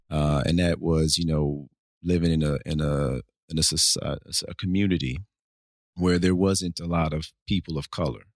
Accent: Nashville, Tennessee, United States; also born or lived in Fort Lauderdale, Florida; born and raised in Nashville

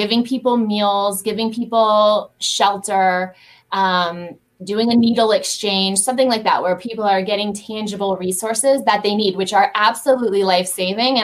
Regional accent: Lexington, Kentucky, United States; moved away as an adult; also born or lived in New York City, United States; now in Atlanta, United States; I grew up on a horse farm in Lexington, Kentucky

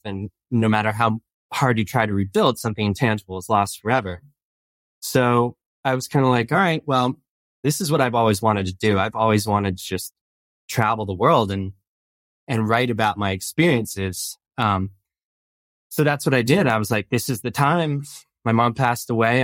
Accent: East Coast, New Jersey, United States; moved away as an adult; I grew up on the East Coast

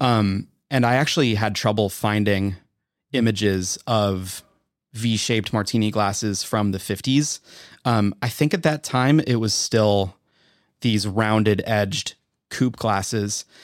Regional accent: Wisconsin, United States; I'm from Wisconsin

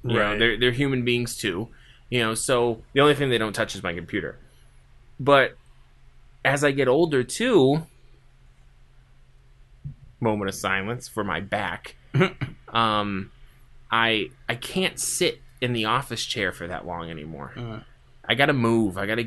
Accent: East Coast, United States; I'm from the East Coast

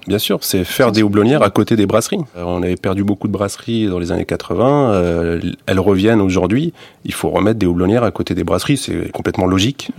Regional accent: the Nord, Hauts-de-France, France; moved away; je suis né dans le Nord, donc euh, la tradition euh, de houblon assez développée

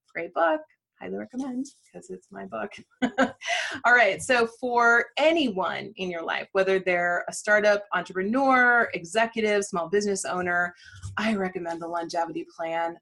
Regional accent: Midwest, United States; I'm a Midwesterner

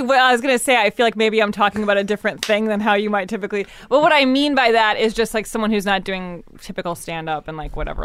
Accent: Evanston, Illinois, United States; I grew up in Evanston

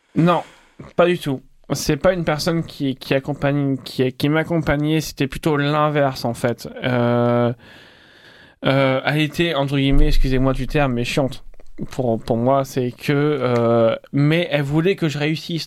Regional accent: Rouen, Normandy, France; moved away as an adult; now in Montpellier, France; Je viens du Nord, je viens de Rouen, donc en Haute-Normandie.

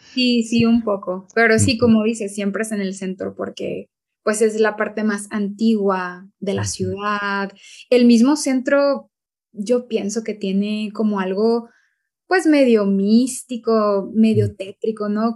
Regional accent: Chihuahua, Mexico; los dos somos norteños, somos de estados del norte de México, de Chihuahua y de Coahuila

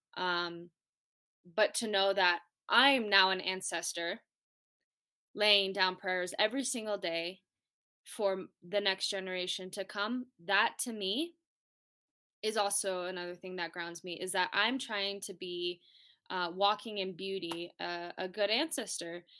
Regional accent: Taos Pueblo, New Mexico, United States; I'm coming from Taos Pueblo, New Mexico, farthest northern tribe.

